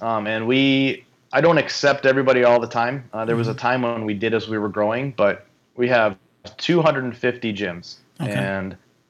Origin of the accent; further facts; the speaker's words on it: Minnesota, United States; Like, well, I don't know her, but I know of her. I'm from Minnesota.